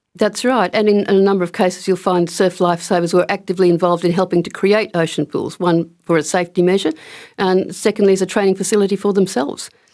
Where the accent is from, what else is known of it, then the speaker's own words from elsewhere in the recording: Brisbane, Queensland, Australia; moved away as an adult; also born or lived in Canberra / Shoalhaven, New South Wales; now in Perth, Australia; I wasn't always based in Perth. I grew up in Brisbane